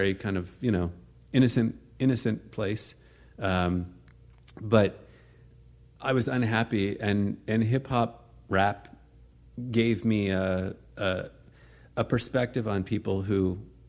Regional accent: Potomac, Maryland, United States; I was born and raised in the suburbs of D.C. Grew up in an upper middle class family

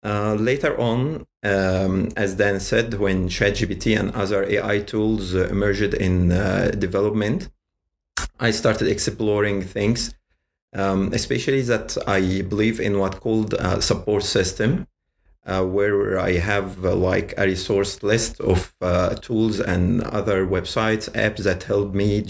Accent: Giza, Giza Governorate, Egypt; I'm in Giza. {S0} Ooh. Okay. {S3} It's my hometown, and I'm working, studying, and living in here.

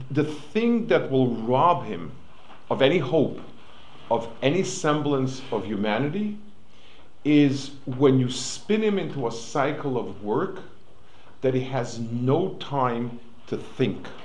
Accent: New York City, New York, United States; moved away; I grew up on the Lower East Side

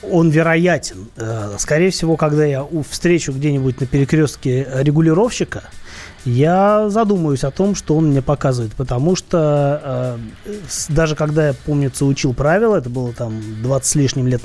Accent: Saint Petersburg, Russia; я в детстве, ну, я же из Питера, и в Питере этих набережных там очень много

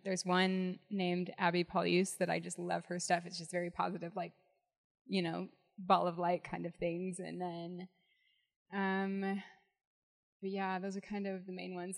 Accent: St. George, Utah, United States; also born or lived in Salt Lake City, Utah; I grew up in St. George, Utah.

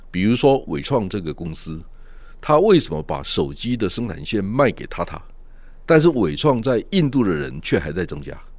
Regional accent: Taiwan; 我们台湾人

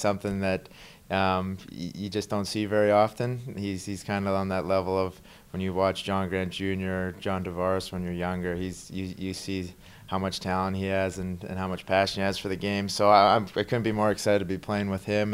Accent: Canada; moved away; growing up in Canada, hockey's, you know, the number one sport there

